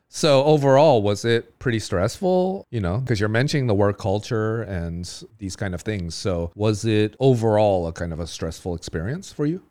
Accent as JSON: {"language": "English", "region": "California", "country": "United States", "tie": "born or raised there", "moved": "yes", "lives_now": "Taiwan", "said": "I grew up in California"}